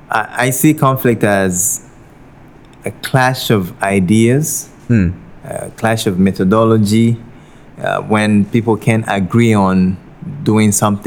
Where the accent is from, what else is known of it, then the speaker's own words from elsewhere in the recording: Togo; moved away as an adult; also born or lived in Guinea; now in Penang, Malaysia; I wasn't born in Togo. I was born in Guinea, but I'm from Togo. So... and I spent most of my life there, decided to come over to Asia for studies